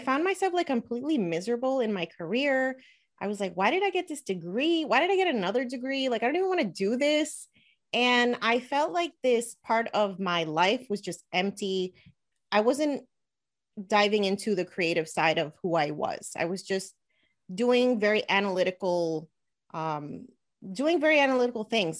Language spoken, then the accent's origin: English; Elizabeth, New Jersey, United States; I actually grew up in Elizabeth, New Jersey. So, I was born and raised in New Jersey